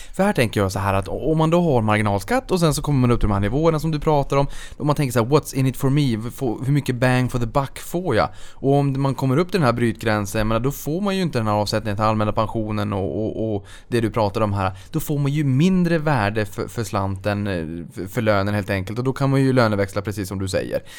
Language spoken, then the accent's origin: Swedish; Norrbotten County, Sweden; jag är från Norrbotten